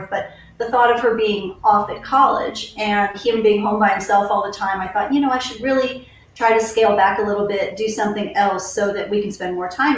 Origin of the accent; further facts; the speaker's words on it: Ohio, United States; now in Wylie, United States; I grew up in Ohio